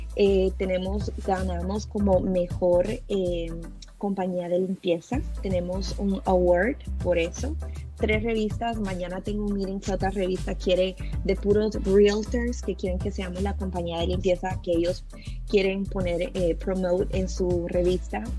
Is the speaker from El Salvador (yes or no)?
yes; El Salvador; now in Virginia, United States; soy de El Salvador. Eh, vengo de un país, como sabemos todos, muy pobre.